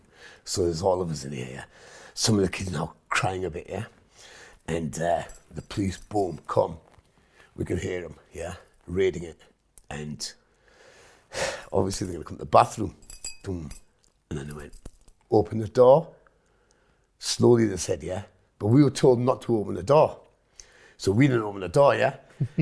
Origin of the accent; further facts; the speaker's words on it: Hitchin, East of England, United Kingdom; first language Punjabi; English is a second language; I was born in Hitchin, Hertfordshire.